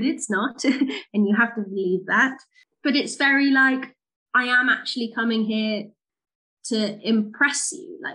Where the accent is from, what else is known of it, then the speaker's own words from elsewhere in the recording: United Kingdom; we're British